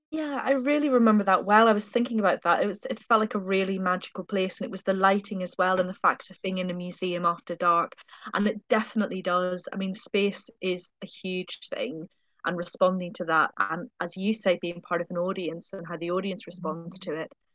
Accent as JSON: {"language": "English", "country": "Ireland", "moved": "yes", "said": "being Irish"}